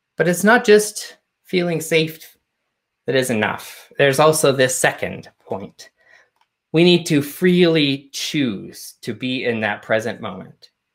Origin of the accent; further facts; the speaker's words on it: Canada; I grew up a Unitarian in Canada